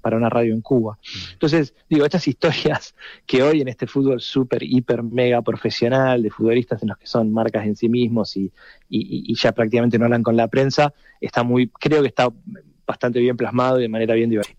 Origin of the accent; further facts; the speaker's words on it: Argentina; el acento me, condena, soy argentino